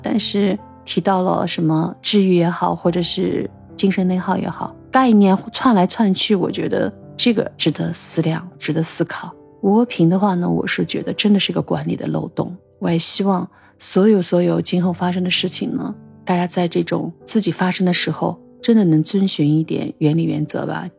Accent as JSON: {"language": "Chinese", "country": "China", "said": "我们中国人特别痛恨的一些事"}